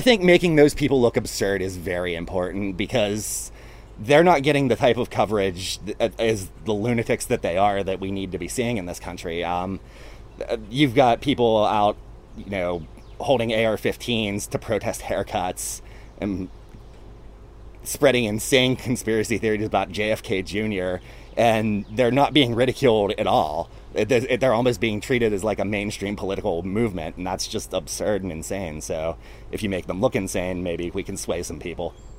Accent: Pittsburgh, Pennsylvania, United States; I'm from Pittsburgh

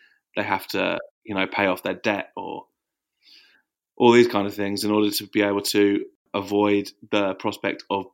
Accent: Watford, East of England, United Kingdom; moved away as an adult; now in Margate, United Kingdom; Margate's where I live now. I think like when I was growing up in Watford

